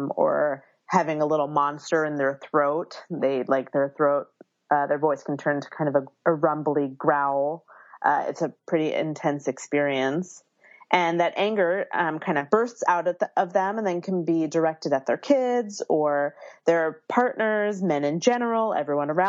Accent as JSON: {"language": "English", "town": "Philadelphia", "region": "Pennsylvania", "country": "United States", "tie": "born or raised there", "moved": "yes", "lives_now": "Berkeley, United States", "said": "I live in Berkeley, California, but I was born and raised in Philadelphia, so I have that East Coastness that I bring with me here."}